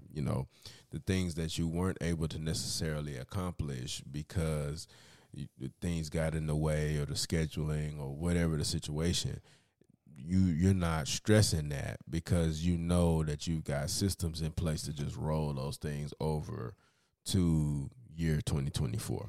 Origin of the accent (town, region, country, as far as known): United States